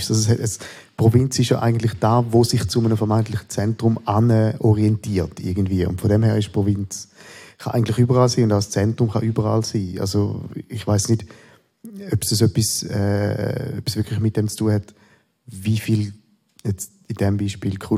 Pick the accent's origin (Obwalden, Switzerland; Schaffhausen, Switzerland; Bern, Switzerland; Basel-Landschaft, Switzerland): Schaffhausen, Switzerland; Beggingen; ich bin nicht in Schaffhausen selber aufgewachsen, sondern im hintersten Dorf im Kanton Schaffhausen, in Beckingen.